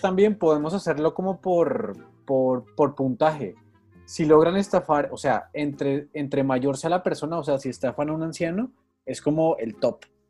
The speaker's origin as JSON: {"language": "Spanish", "region": "Bogotá", "country": "Colombia", "said": "uno es rolo"}